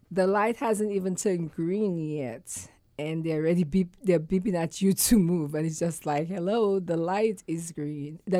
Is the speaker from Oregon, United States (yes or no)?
no; New York, United States; Hey, I'm a New Yorker